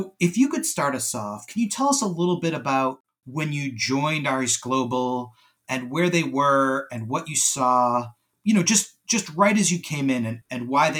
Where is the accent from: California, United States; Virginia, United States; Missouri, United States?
California, United States; Bay Area; I'm from the Bay Area